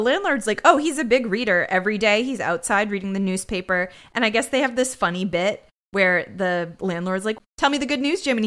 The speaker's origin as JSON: {"language": "English", "region": "New England", "country": "United States", "said": "We're from New England"}